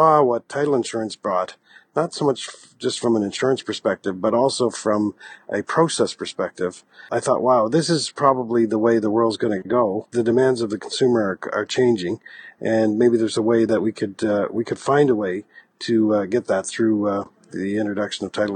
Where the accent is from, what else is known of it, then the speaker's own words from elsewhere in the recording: Halifax, Nova Scotia, Canada; I'm a Maritimer. I grew up in Atlanta, Canada, and actually in the Halifax-Dartmouth area